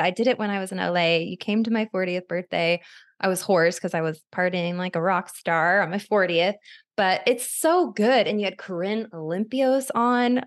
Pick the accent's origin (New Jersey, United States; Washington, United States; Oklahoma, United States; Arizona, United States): Arizona, United States; now in Los Angeles, United States; I'm from Arizona where people have these long-winded conversations